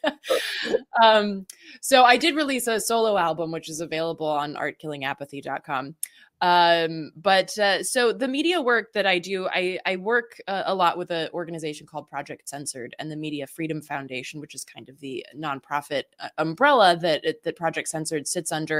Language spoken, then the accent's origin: English; the South, United States; I grew up in the South